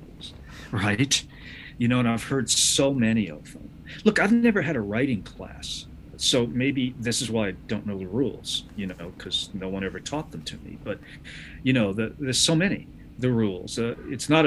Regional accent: United States; I say this as an American

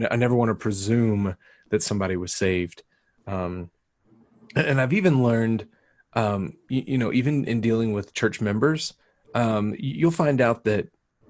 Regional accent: Texas, United States; now in New Mexico, United States; We are from Texas

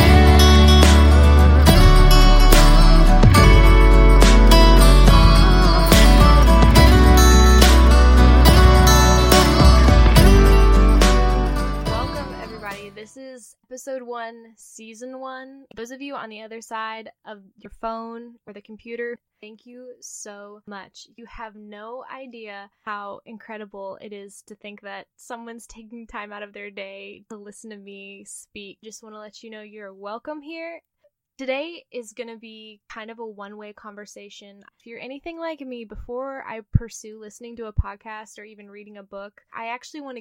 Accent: Missouri, United States; moved away as an adult; now in Pensacola, United States; I'm originally from Missouri

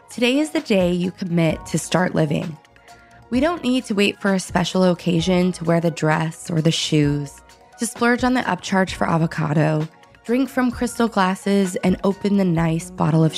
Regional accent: Northern California, United States; We grew up in Northern California

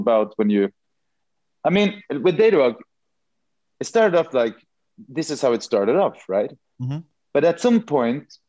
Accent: Norway

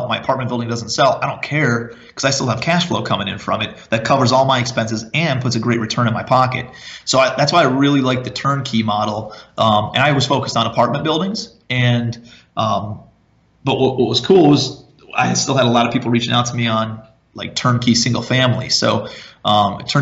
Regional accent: Cleveland, Ohio, United States; moved away as an adult; also born or lived in Charleston, South Carolina; I'm from Cleveland originally

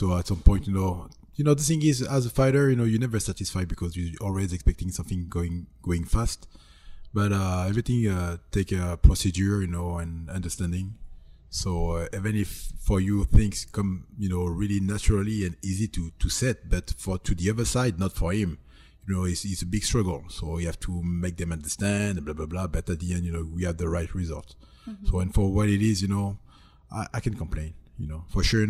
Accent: France; English is a second language; moved away; also born or lived in California / Texas; No, born and raised in France.

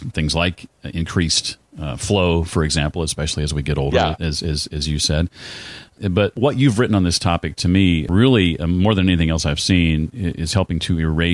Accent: Indiana, United States; I'm from Indiana

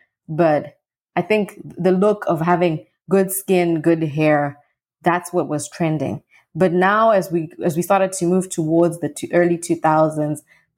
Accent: Zimbabwe; So I'll just say in Zimbabwe, initially, when I was very young

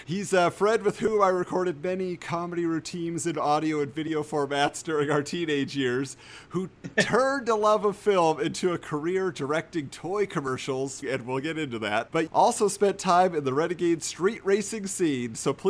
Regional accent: Southern California, United States; I grew up in Southern California

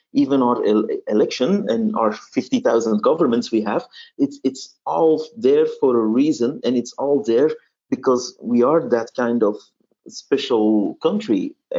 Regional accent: Flanders, Belgium; first language Dutch; English is a second language; Well, where I live, they all say Flemish or Vlaams. So my mother tongue is Dutch and the Belgian variety.

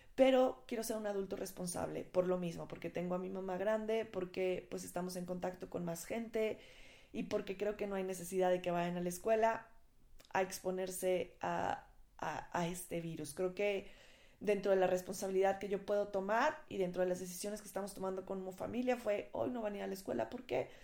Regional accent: Mexico

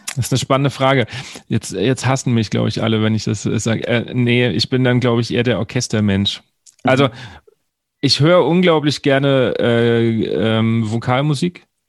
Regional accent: Wiesbaden, Hesse, Germany; ich komme ja aus Wiesbaden

